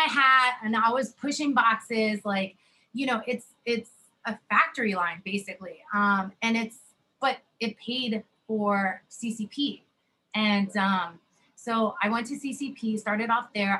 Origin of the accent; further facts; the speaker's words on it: Allentown, Pennsylvania, United States; moved away as an adult; also born or lived in West Coast; So that is definitely my hometown